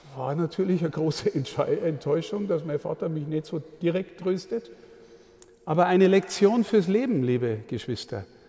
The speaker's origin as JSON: {"language": "German", "town": "Amberg", "region": "Bavaria", "country": "Germany", "tie": "born or raised there", "said": "In meiner Heimatstadt Amberg"}